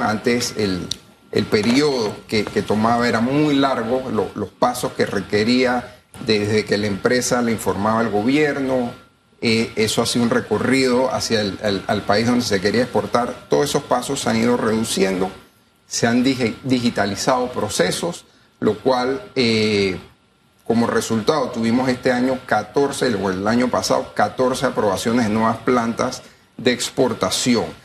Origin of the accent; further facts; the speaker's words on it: Panama; como panameños